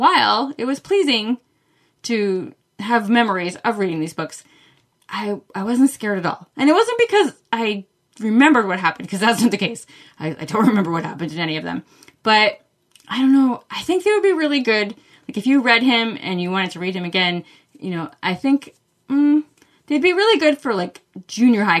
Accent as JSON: {"language": "English", "region": "Maine", "country": "United States", "said": "I'm from Maine"}